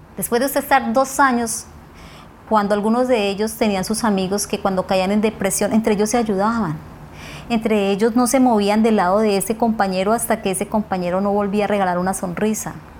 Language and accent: Spanish; Puerto Lleras, Meta, Colombia; tengo 44 años y nací en Puerto Lleras Meta